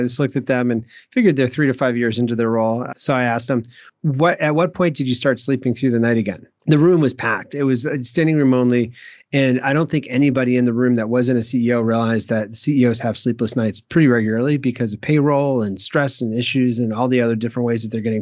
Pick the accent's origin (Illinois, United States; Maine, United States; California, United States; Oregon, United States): Maine, United States; when I grew up in Maine there, I can't do the Maine accent